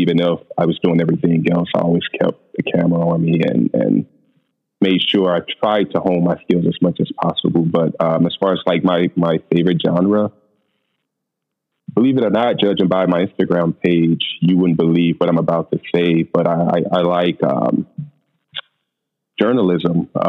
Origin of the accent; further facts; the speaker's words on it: St. Louis, Missouri, United States; I'm from St. Louis, Missouri. I'm an accountant by day, photographer at my free time.